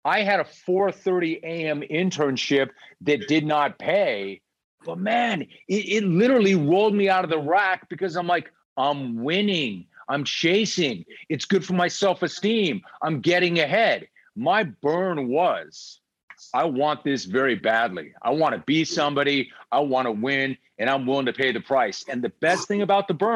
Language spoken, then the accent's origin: English; Los Angeles, California, United States; as a kid growing up in Los Angeles